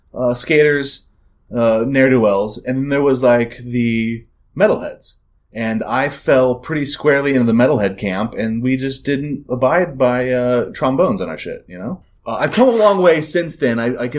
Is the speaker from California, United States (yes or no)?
yes; Orange County, California, United States; growing up in Orange County, in the coming of age in the early 90s